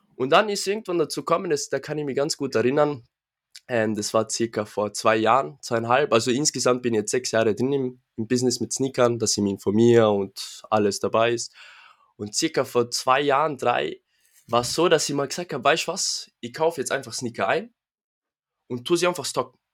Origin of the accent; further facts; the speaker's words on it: Innsbruck, Tyrol, Austria; komme aus dem schönen Innsbruck, Tirol